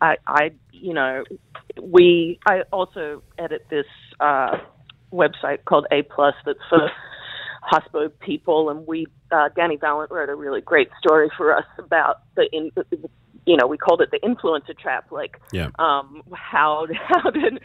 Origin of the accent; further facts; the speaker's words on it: Australia; moved away; also born or lived in United States / New York; I grew up in Australia but lived in the US for 24 years